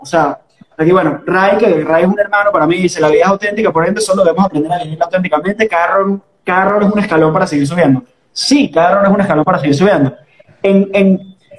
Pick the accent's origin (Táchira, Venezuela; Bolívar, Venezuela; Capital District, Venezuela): Capital District, Venezuela; Caracas; accent: caraqueño; ese es el acento caraqueño, ese es mi acento.